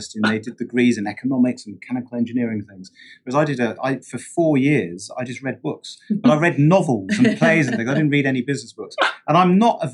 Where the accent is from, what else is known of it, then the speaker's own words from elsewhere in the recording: London, United Kingdom; I grew up in South London as a fan of Wimbledon Football Club